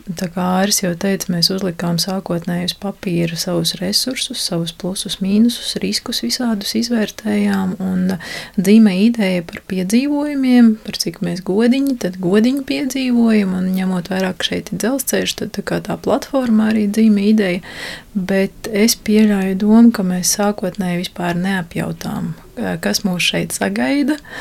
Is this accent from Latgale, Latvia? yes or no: no; Liepāja, Kurzeme, Latvia; moved away as an adult; also born or lived in Riga; es esmu dzimusi, augusi Liepājā, Liepājas meitenē